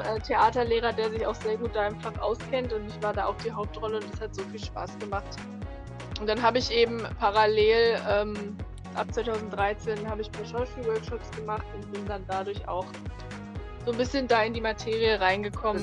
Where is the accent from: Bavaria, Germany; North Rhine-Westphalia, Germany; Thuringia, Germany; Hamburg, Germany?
North Rhine-Westphalia, Germany; now in Berlin, Germany; Ich komme ursprünglich aus NRW